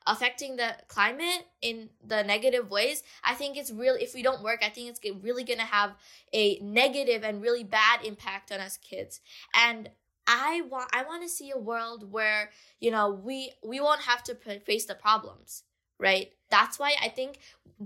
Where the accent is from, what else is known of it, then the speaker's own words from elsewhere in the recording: Bangladesh; my own country, Bangladesh, I'm from Bangladesh